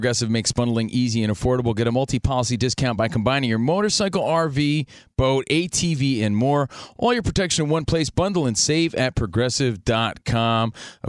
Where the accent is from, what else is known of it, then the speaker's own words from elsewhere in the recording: Union, New Jersey, United States; now in Los Angeles, United States; an East Coast kid, just a little kid from Union, New Jersey